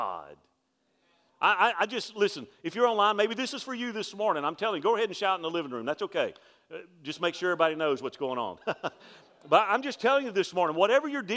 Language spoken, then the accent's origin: English; Alabama, United States; I'm from Alabama. We have a colloquialism in Alabama called the mully grubs